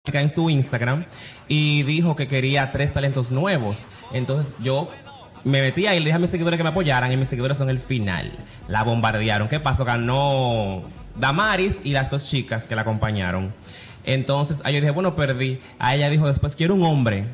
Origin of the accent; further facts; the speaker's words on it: Santiago de los Caballeros, Santiago, Dominican Republic; Yo soy de Santiago, de los 30 caballeros, nacido y criado allá